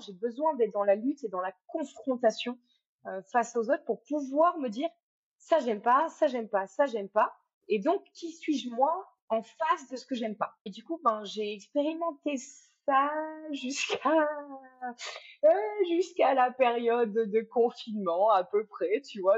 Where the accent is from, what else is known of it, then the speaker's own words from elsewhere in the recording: France; moved away as an adult; also born or lived in Cambodia / Thailand; j'ai quitté la France, je suis partie vivre euh, sept ans en Asie